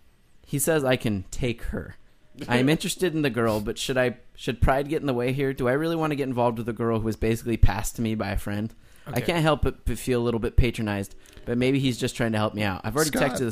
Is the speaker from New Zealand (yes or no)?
no; Toronto, Ontario, Canada; now in Japan; moved to Japan, a decision that was, perhaps unsurprisingly, inspired largely by my love of gaming, but I'm from Toronto originally.